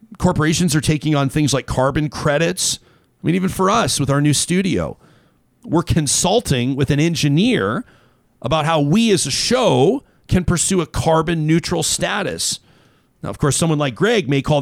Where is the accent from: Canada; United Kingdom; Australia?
Canada; Calgary, Alberta; my hometown